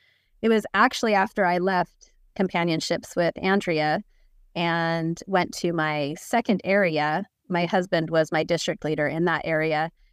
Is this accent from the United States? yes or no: yes; Salt Lake City, Utah, United States; moved away as an adult; also born or lived in Utica, New York; now in Seattle, United States; I grew up in Salt Lake, served a mission with Andrea, and we were in Utica, New York mission.